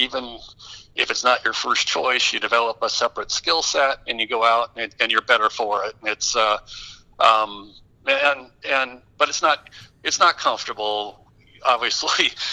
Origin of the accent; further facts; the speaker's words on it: Detroit, Michigan, United States; moved away; I grew up in the Detroit area